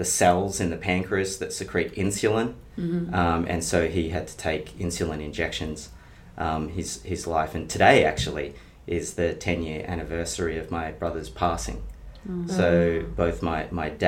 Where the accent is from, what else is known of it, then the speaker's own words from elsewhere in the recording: Bendigo, Victoria, Australia; I grew up in Bendigo in country Victoria.